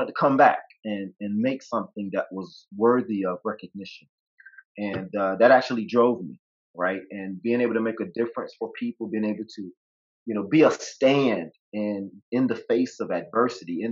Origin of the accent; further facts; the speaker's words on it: the South, United States; I grew up in the South.